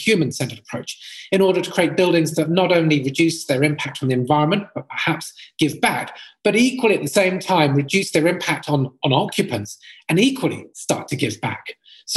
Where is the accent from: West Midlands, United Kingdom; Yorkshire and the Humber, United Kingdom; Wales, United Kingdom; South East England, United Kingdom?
South East England, United Kingdom; Brighton; I grew up in Brighton, which is a sort of coastal town right next to the sea, just south of London in England.